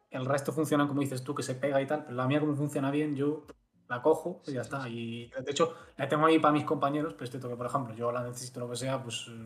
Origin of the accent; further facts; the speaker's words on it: Galicia, Spain; accent: Galician; porque a mí la gente me dice que no tengo mucho acento gallego.